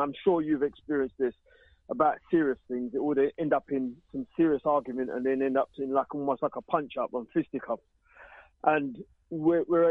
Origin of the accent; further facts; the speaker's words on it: London, United Kingdom; I come from East End of London